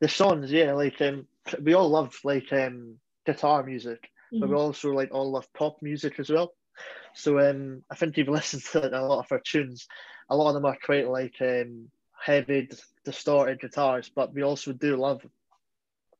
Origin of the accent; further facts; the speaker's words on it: Scotland, United Kingdom; being a Scottish band